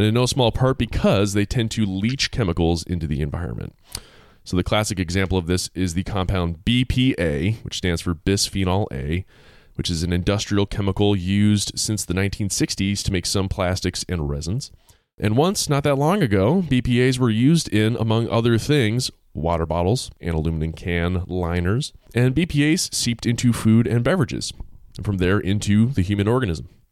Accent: Massachusetts, United States; my home state of Mass, Massachusetts

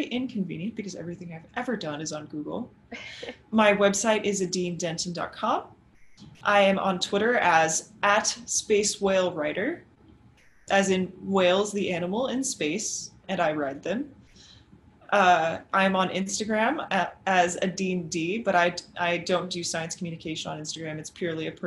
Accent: South Texas, United States; As an American growing up in South Texas, near the Johnson Space Center

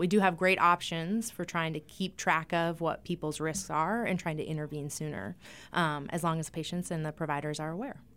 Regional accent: eastern Montana, United States; moved away as an adult; also born or lived in North Dakota / Seattle, Washington; now in Rapid City, United States; I was born in North Dakota, but I grew up in eastern Montana in a small town.

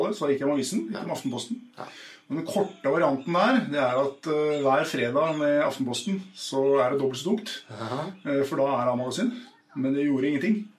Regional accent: Oslo, Norway; jeg vokste opp på Furuset i Groruddalen

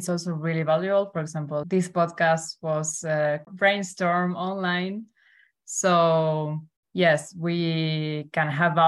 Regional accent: Argentina; now in Germany; I'm Argentinian, living in Germany

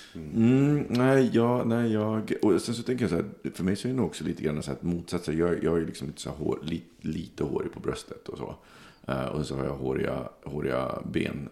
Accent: Sweden; identitetsmässigt är jag svensk, så jag säger svensk.

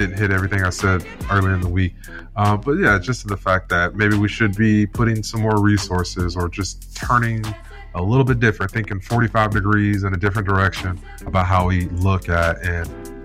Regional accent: Ipswich, East of England, United Kingdom; Ipswich Town. You know, my hometown team

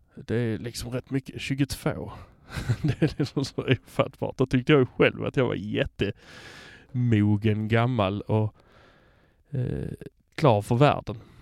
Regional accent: Hör, Skåne, Sweden; also born or lived in Malmö; Jag kommer från Hör

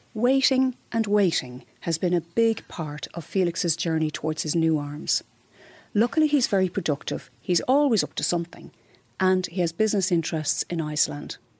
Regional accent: Glenageary, Leinster, Ireland; moved away as an adult; now in Lyon, France; originally I'm from Glenageary, County Dublin

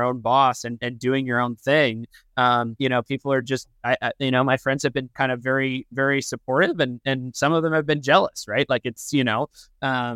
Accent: Canada; now in United States; I'm originally Canadian.

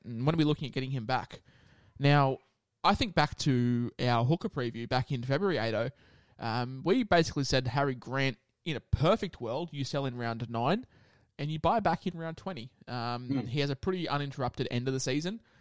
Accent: Queensland, Australia; as a Queenslander myself

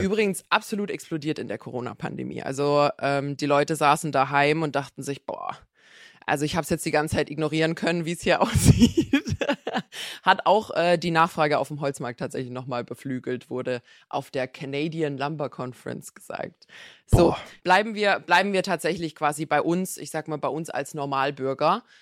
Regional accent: Black Forest, Baden-Württemberg, Germany; Ich komme aus dem Schwarzwald

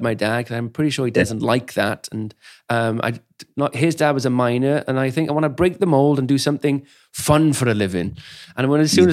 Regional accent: Wales, United Kingdom; I grew up in Wales, pretty much all of Wales

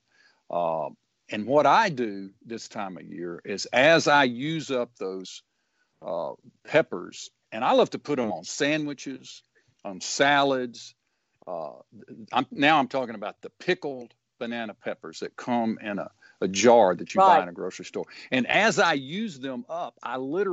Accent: Booneville, Mississippi, United States; now in Jackson, United States; growing up in Boonville

